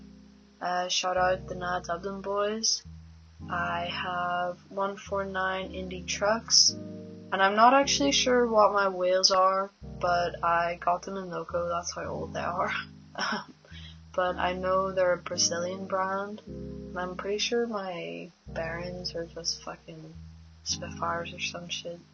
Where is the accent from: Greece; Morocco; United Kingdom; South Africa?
United Kingdom; Belfast, Northern Ireland; I'm from North